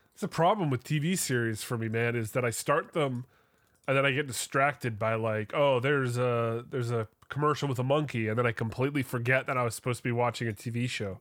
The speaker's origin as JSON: {"language": "English", "area": "Vancouver", "region": "British Columbia", "country": "Canada", "tie": "born or raised there", "said": "my, uh, my hometown football team"}